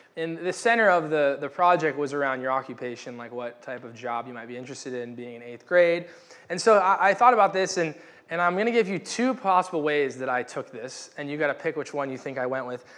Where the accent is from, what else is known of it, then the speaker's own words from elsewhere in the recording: United States; I am a American white male